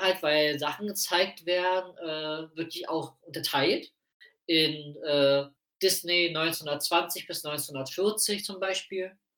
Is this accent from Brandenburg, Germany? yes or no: yes; Prenzlau, Brandenburg, Germany; moved away; In Prenzlau, meiner Heimatstadt